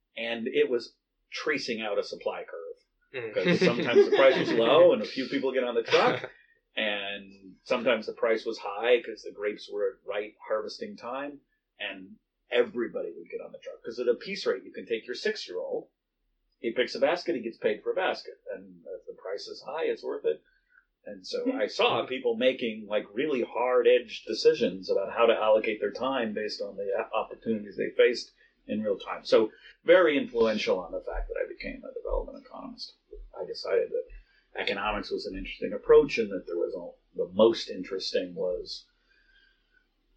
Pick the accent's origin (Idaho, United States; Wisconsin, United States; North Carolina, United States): Idaho, United States; Boise; growing up in Boise, Idaho, where I grew up